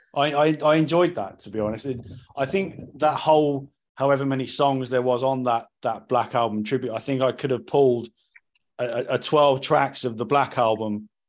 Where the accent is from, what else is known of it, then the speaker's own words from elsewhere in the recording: Cornwall, South West England, United Kingdom; now in South East England, United Kingdom; I'm from Cornwall